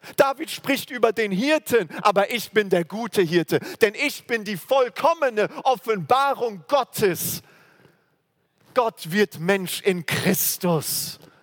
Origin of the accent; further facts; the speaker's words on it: Germany; wir als Deutsche, also äh, wo wir herkommen